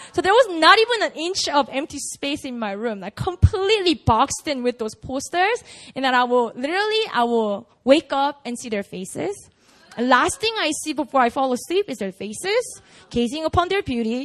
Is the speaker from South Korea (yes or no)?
yes; South Korea; I grew up in Korea